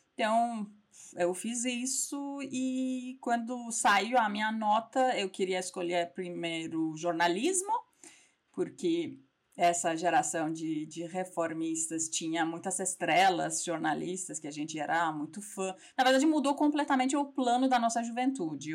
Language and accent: Portuguese; Iran; Portuguese is a second language; moved away as an adult; also born or lived in Tehran / Strasbourg, France; now in São Paulo, Brazil; sou iraniana